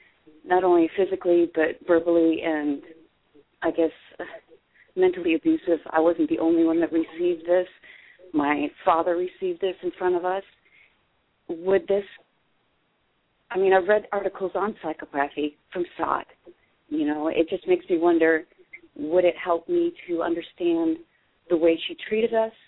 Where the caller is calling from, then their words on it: Pennsylvania, United States; from Pennsylvania.